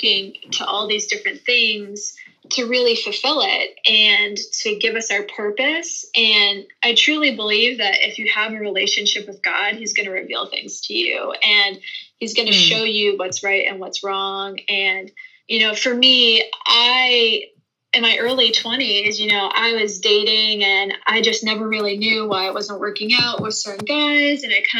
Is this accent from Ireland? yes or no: no; Northeast, United States; moved away as an adult; you know, I'm from the Northeast, so culture is totally different up there when it comes to marriage and relationships than it would be in Texas, which was kind of a culture shock for me when I first moved down here.